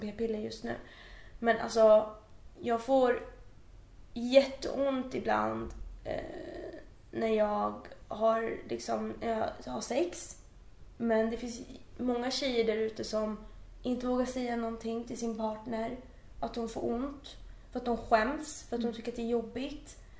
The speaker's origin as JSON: {"language": "Swedish", "town": "Uppsala", "region": "Uppsala County", "country": "Sweden", "tie": "born or raised there", "moved": "as an adult", "lives_now": "Stockholm, Sweden", "said": "jag kommer ju från Uppsala så jag är eh, född och uppvuxen där"}